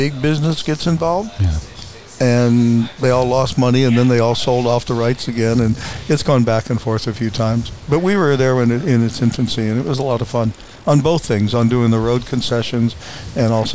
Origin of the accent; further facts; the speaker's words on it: Covina, California, United States; also born or lived in Chicago / Houston; I grew up in Covina when, it was all orange groves and horses and hills.